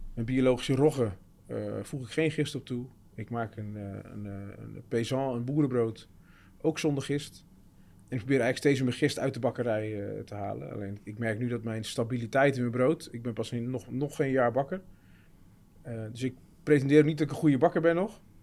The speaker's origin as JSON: {"language": "Dutch", "town": "Terneuzen", "region": "Zeeland", "country": "Netherlands", "said": "Ik kom zelf uit Zeeuws-Vlaanderen, Terneuzen"}